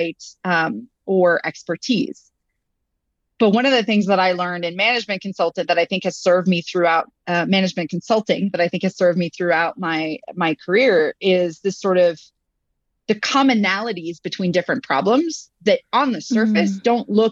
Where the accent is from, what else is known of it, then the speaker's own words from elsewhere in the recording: Montreal, Quebec, Canada; moved away as an adult; now in United States; I started out in Montreal, Quebec, and I was actually a management consultant first. Yes, I am French Canadian as a background, but I've been in the US for about 15 years